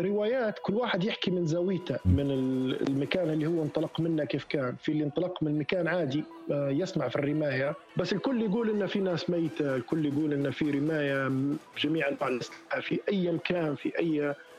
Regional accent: Tawergha, Misrata District, Libya; moved away; also born or lived in Sirte; انا من تورغه ونسكن هنا في سرت

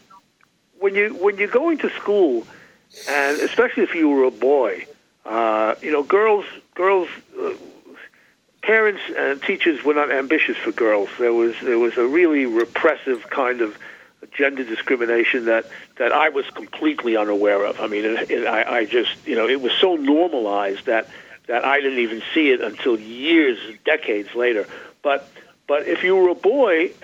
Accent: New York, United States; growing up in New York in the 40s

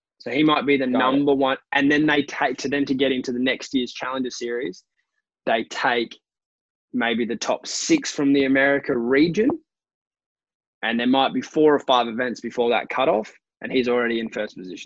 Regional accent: Australia; I'm an Aussie

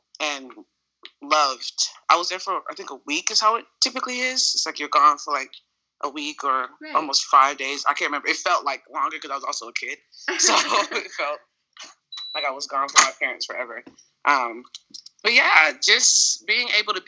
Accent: Little Rock, Arkansas, United States; also born or lived in Conway, Arkansas; Born and raised in Little Rock

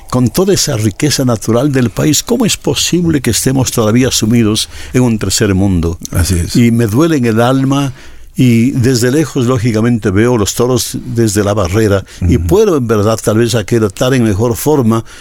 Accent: Cayambe, Pichincha, Ecuador; moved away as an adult; also born or lived in United States; now in Los Angeles, United States; yo sigo siendo un cayambeño, yo sigo siendo un ecuatoriano, yo siendo un, hijo de Pichincha

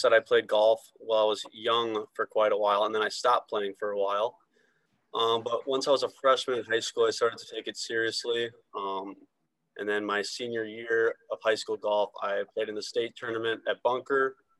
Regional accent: Ramsey, Minnesota, United States; I'm actually not from Anoka. I'm from Ramsey. So I grew up, I'm right by Rum River Hills Golf Course

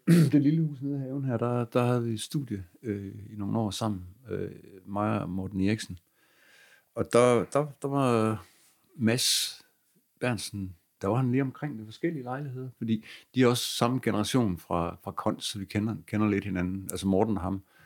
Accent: Aarhus, Central Denmark Region, Denmark; min hjemby

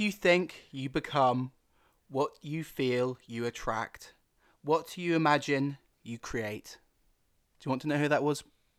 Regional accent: Loughborough, East Midlands, United Kingdom; Hello there … I'm from Loughborough. I'm 22 and I am a northern motherfucker.

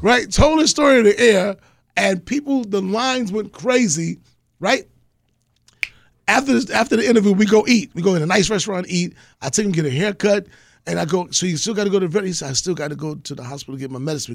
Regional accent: New York, United States; I'm, I'm from New York

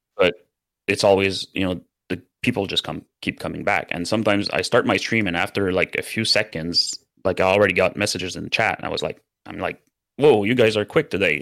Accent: Canada; first language French; English is a second language; I'm a French Canadian, so my first language is French

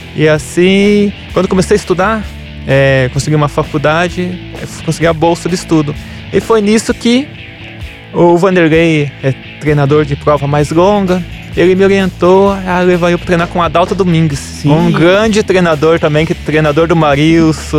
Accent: Apiaí, São Paulo, Brazil; moved away; eu sou de Apiaí

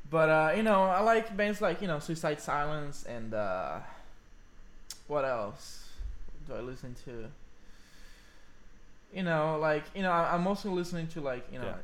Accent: Orlando, Florida, United States; now in Los Angeles, United States; I'm from Orlando.

